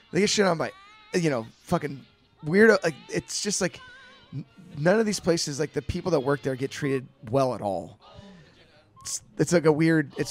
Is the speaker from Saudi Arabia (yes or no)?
no; Tennessee, United States; Wow, we're here. I'm from Tennessee.